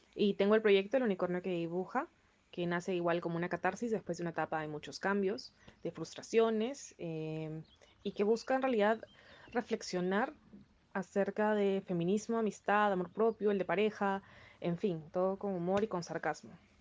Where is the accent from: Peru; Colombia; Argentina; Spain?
Peru; soy peruana